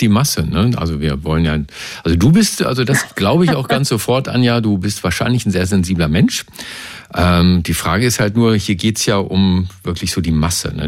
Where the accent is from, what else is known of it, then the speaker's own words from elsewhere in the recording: Berlin, Germany; ich komme ja aus Kreuzberg und wir Kreuzberger